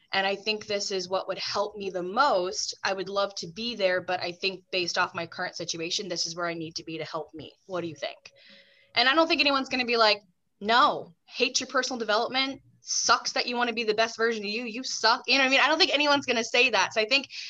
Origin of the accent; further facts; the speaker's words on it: Texas, United States; moved away as an adult; also born or lived in Long Island, New York; now in New York, United States; I'm originally from the South. You all know I'm from Texas